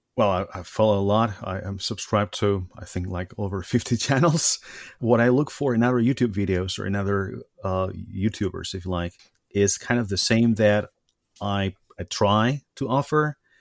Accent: Spain; moved away as an adult; now in Germany; I come from Spain originally, but I've been living in Germany for the last um, sixteen years.

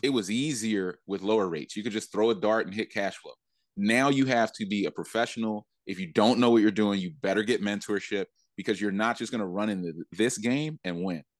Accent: Philadelphia, Pennsylvania, United States; I went back to Philly

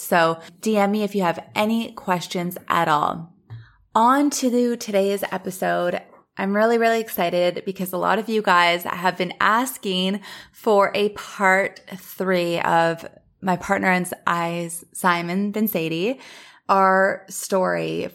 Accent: Thunder Bay, Ontario, Canada; now in Los Angeles, United States; I left Los Angeles, went back to my hometown, Thunder Bay

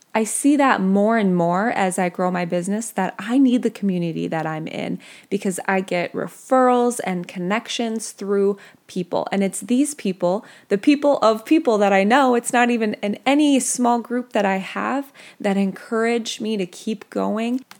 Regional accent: Minnesota, United States; I grew up in Minnesota

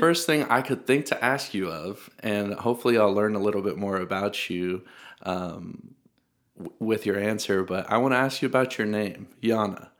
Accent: Middle Tennessee, United States; I'm also from Tennessee. I'm from Middle Tennessee, though

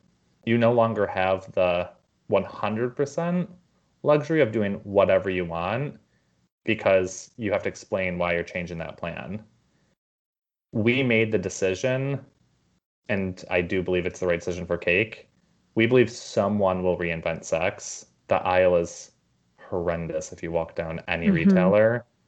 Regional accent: New York, United States; also born or lived in Los Angeles; now in San Francisco, United States; I grew up in New York and I lived in LA and now San Francisco.

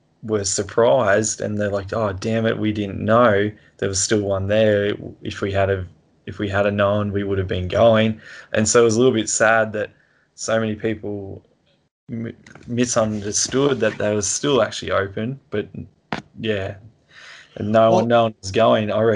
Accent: Toowoomba, Queensland, Australia; also born or lived in Sunshine Coast, Queensland; Toowoomba, where I'm from

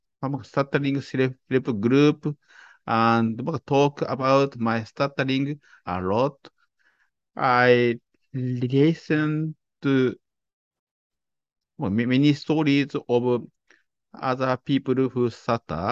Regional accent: Japan; I was born and raised in Japan

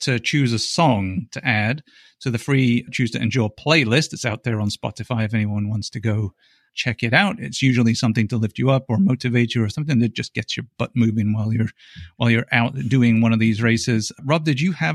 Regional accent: England, United Kingdom; now in United States; I'm English, so I go back to England and I race over in England.

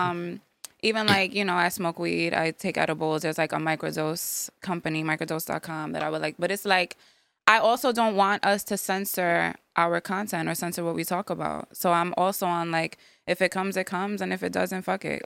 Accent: New York City, New York, United States; now in Yonkers, United States; I was born in the Bronx. I live in Yonkers now

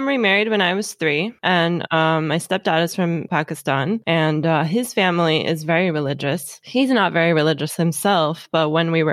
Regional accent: Los Angeles, California, United States; also born or lived in Redondo Beach; I grew up in Los Angeles, where Hollywood is such a huge influence

